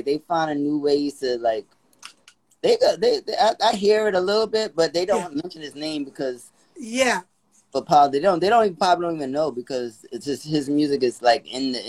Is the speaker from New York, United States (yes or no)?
yes; New York City, New York, United States; I'm a New Yorker.